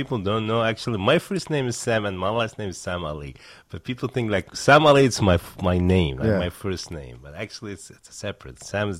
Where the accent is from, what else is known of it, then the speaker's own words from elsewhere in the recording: Baghdad, Baghdad Governorate, Iraq; moved away as an adult; now in United States; I'm originally from Iraq, mm-hmm. from the capital city, Baghdad.